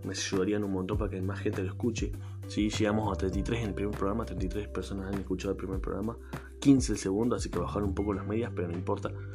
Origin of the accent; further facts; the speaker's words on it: Argentina; acá en Argentina no somos así